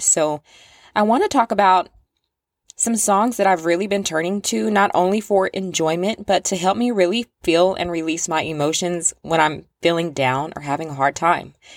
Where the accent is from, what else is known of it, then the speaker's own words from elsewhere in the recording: the South, United States; I'm from the South, and I've said this before, I grew up surrounded with the sounds of, like, Southern country rap